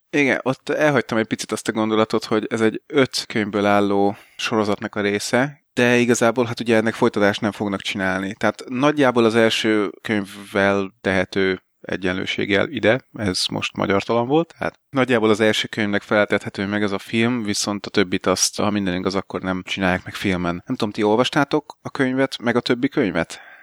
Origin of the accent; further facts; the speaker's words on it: Hungary; De egyébként magyar vagyok, én is tudok sorban állni.